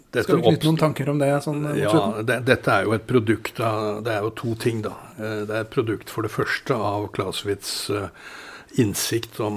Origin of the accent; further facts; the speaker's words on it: Dublin, Leinster, Ireland; born there; Selv om jeg er født i Dublin, så